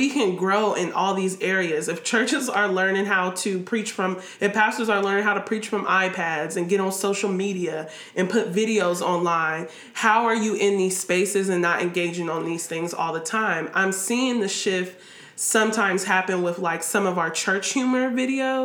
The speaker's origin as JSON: {"language": "English", "town": "Columbus", "region": "Ohio", "country": "United States", "tie": "born or raised there", "said": "my childhood or growing up in Columbus, Ohio"}